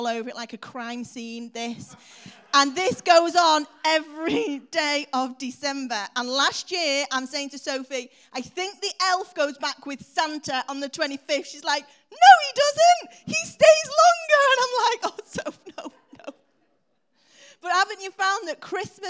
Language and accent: English; Warrington, North West England, United Kingdom; I was born in Warrington